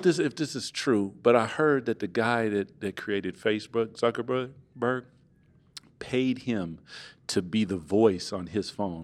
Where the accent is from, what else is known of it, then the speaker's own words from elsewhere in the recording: Seattle, Washington, United States; I'm from Seattle